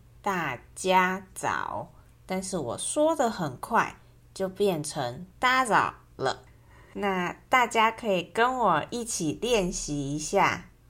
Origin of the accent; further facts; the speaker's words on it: Taichung, Taiwan; 那我们台中人吃的则是炒面加大肠猪血汤，